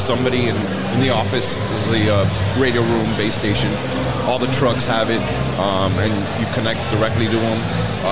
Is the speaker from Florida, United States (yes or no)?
yes; Miami, Florida, United States; I grew up in Miami.